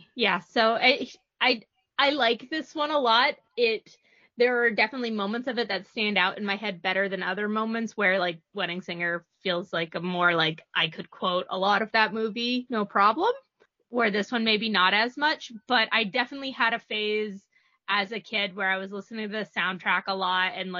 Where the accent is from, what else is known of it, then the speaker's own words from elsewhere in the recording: New Hampshire, United States; Yeah, so I am from New Hampshire